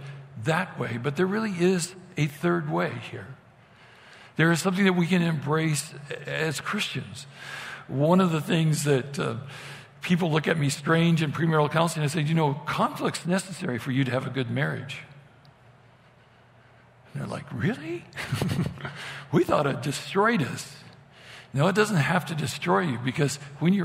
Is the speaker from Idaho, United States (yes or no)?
yes; Idaho, United States; moved away; growing up in Idaho